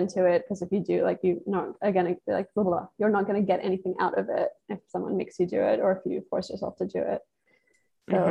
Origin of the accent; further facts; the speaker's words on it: England, United Kingdom; moved away as an adult; now in United States; I'm from England and I moved here as a student and I'm still here.